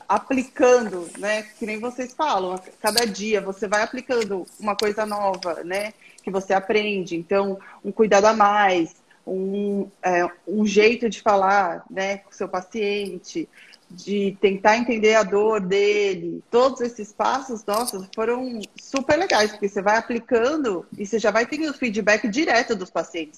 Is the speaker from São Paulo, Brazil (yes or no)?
yes; São Paulo, Brazil; eu sou aqui de São Paulo